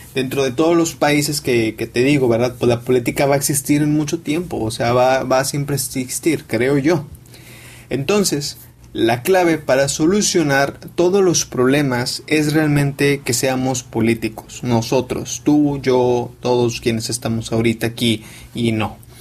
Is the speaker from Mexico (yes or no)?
yes; Mexico; yo soy mexicano